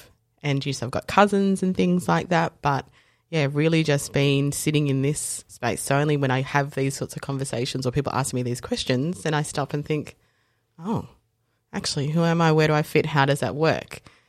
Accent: South Africa; So I was born in South Africa and I am coloured South African. So in South Africa, there's whites, coloureds, blacks, traditionally, and I fit into that coloured mix.

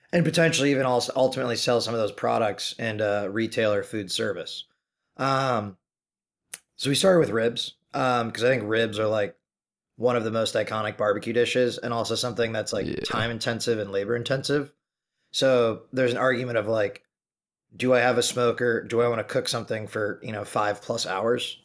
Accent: Chicago, Illinois, United States; moved away as an adult; also born or lived in Maine; now in New York City, United States; born and raised in the Chicagoland area.

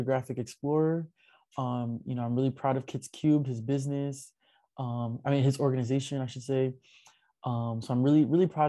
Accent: New York, United States; me being a New Yorker

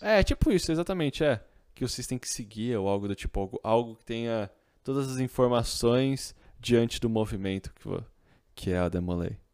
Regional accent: Campinas, São Paulo, Brazil; Eu sou de Campinas.

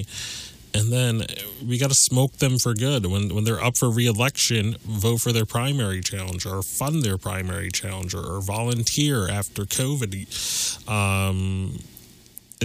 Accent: Montana, United States; in my home state

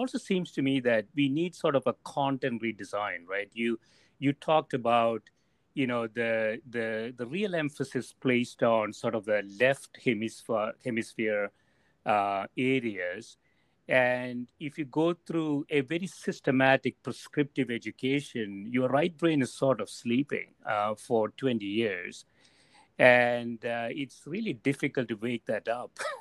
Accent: South India, India; English is a second language; I grew up in South India. I started picking up English when I was 20, 21 years old.

